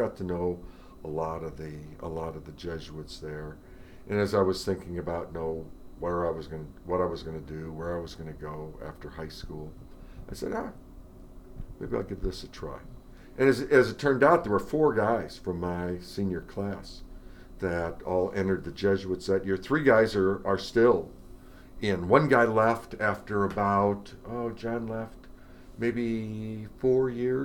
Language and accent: English; St. Louis, Missouri, United States; now in Dallas, United States; I grew up in St. Louis, and I had an uncle and some cousins who lived right up the street from us